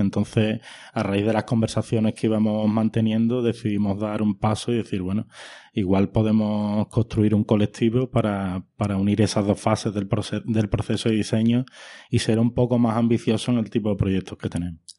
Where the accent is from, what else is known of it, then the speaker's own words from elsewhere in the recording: Huelva, Andalusia, Spain; moved away as an adult; also born or lived in Madrid / London; soy de Huelva